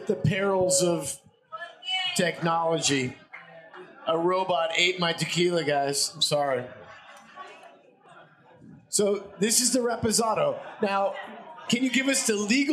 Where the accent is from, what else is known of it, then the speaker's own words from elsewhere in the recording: Oregon, United States; now in Los Angeles, United States; I'm from Oregon originally. I've been here for 20 years. I'm LA as they come